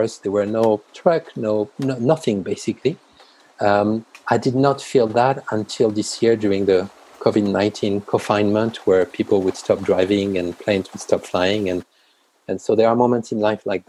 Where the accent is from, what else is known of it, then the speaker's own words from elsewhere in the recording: France; moved away; also born or lived in China; I grew up in France